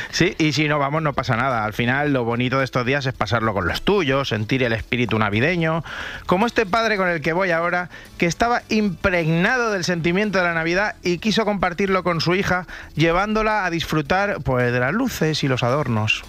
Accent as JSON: {"language": "Spanish", "town": "Rubí", "region": "Catalonia", "country": "Spain", "said": "yo soy de Rubí"}